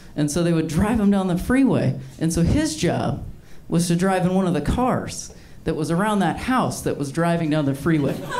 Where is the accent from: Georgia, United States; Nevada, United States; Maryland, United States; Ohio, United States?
Ohio, United States; I'm from Ohio